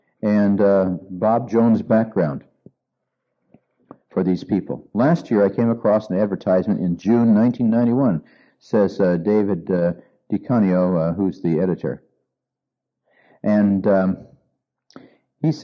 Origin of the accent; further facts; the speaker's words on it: Argentina; I grew up in Argentina as an MK, and I already spoke Spanish.